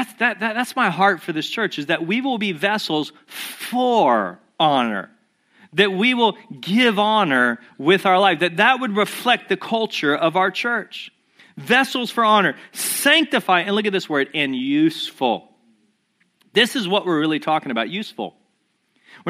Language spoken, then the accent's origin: English; United States; we as Americans